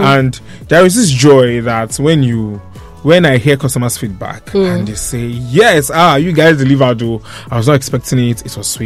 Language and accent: English; Nigeria